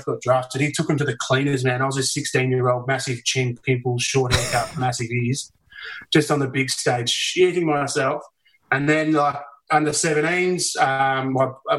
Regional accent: Narre Warren, Victoria, Australia; also born or lived in Hawthorn, Victoria; I'm from Narre Warren, so southeast

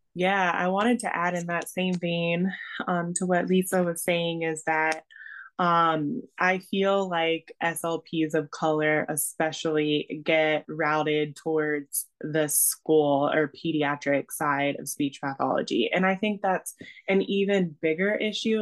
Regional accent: Georgia, United States; first language English; moved away as an adult; moved back to Georgia, which is my home state.

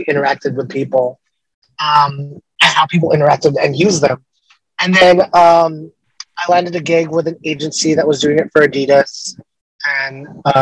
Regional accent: Los Angeles, California, United States; I'm from Los Angeles

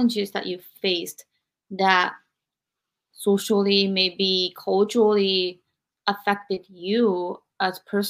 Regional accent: Japan; moved away as an adult; growing up, I was born in 1976 in Japan

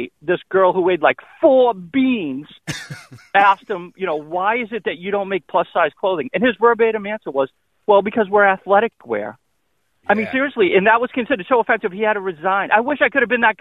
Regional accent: Boston, Massachusetts, United States; I'm a Bostonian.

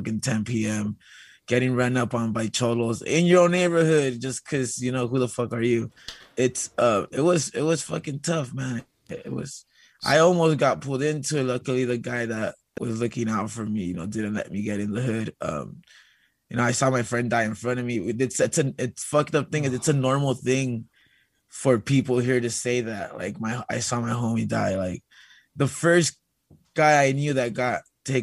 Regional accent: Los Angeles, California, United States; growing up here

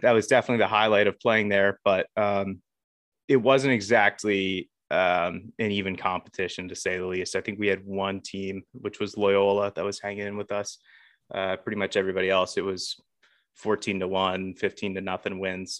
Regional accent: Baltimore, Maryland, United States; I'm from the Baltimore area. Um, grew up around here.

